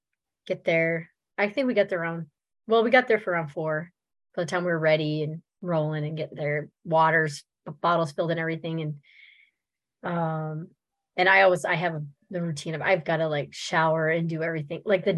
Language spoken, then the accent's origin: English; Minnesota, United States; one of my pacers go Minnesota, because we're all from Minnesota.